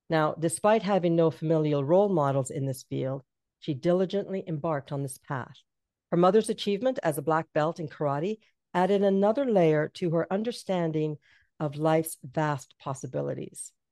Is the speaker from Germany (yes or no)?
no; Canada; I'm Jamaican and I was raised in Canada.